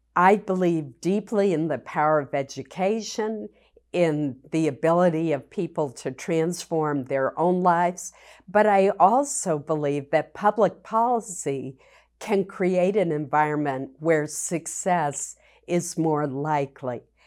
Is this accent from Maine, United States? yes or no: yes; Maine, United States; I was very fortunate growing up in Maine